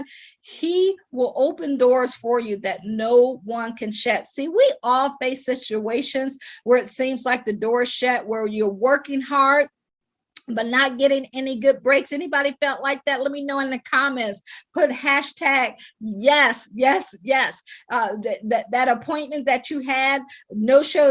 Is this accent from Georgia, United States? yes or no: no; Akron, Ohio, United States; moved away as an adult; also born or lived in Washington, D.C. / Baltimore / Boston / Pittsburgh; I am from Akron, Ohio. I always joke and say I grew up shy, sheltered, and in church basically 6 days a week